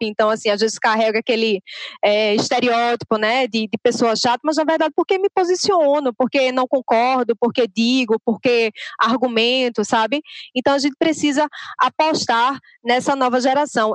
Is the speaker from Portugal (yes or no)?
no; Recife, Pernambuco, Brazil; accent: nordestino; eu sou de Recife, eu falo Recife.